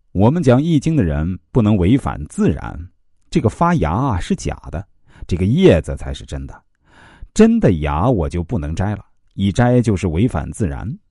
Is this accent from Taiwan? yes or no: no; China; 我们中国人